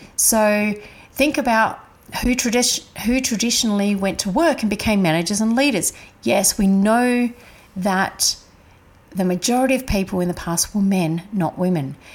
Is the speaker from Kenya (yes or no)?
no; Adelaide, South Australia, Australia; I was brought up in Adelaide